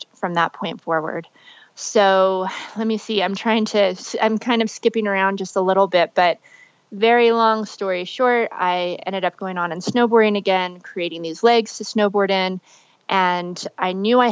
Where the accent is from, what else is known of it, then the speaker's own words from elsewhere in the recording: Las Vegas, Nevada, United States; I grew up in Las Vegas.